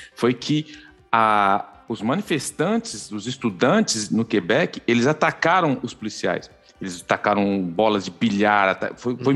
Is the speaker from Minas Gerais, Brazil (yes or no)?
no; São Paulo, Brazil; now in Canada; Zona Leste Fundos, sou de Itaquera